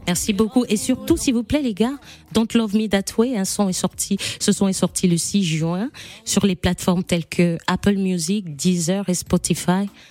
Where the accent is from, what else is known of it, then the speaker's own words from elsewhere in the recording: Gabon; moved away as an adult; now in Cameroon; Je suis née au Gabon, j'ai grandi avec mon papa, j'ai été élevée par mon papa